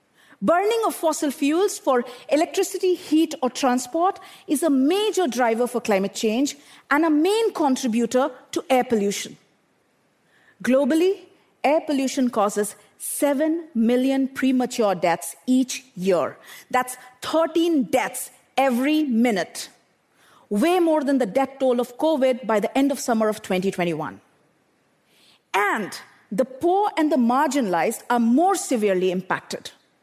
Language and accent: English; Bokaro Steel City, Jharkhand, India; I grew up in Bokaro Steel City in eastern India, an industrial township surrounded by power plants and steel smelters.